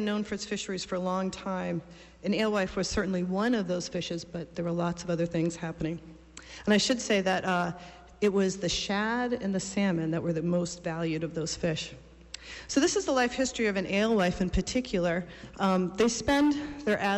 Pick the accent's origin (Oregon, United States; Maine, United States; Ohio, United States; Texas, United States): Maine, United States; Old Town; I grew up in Old Town and spent much of my life coming past Orland on my way down to Stonington